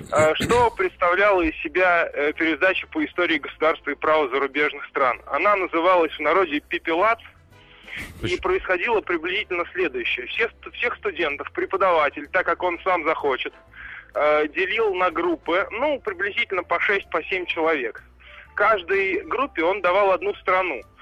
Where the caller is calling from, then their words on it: Moscow, Russia; я из Москвы.